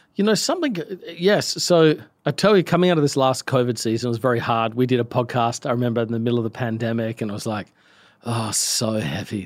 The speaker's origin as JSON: {"language": "English", "country": "Australia", "said": "I'm from Australia."}